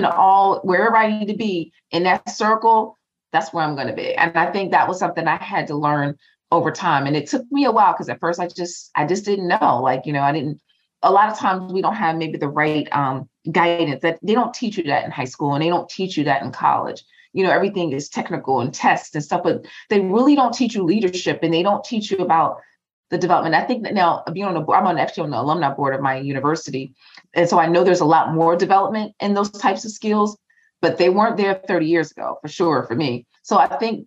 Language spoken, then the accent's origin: English; New Jersey, United States; also born or lived in North Carolina; I'm from Jersey. I'm from North Carolina / Jersey. I talk fast.